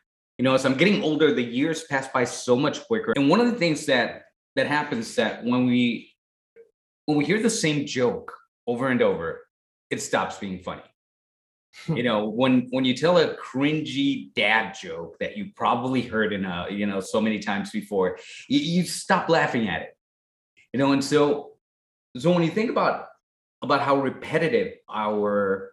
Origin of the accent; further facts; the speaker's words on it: Tijuana, Baja California, Mexico; moved away; as I was raised, not in this country, you know, I was raised in Tijuana, Mexico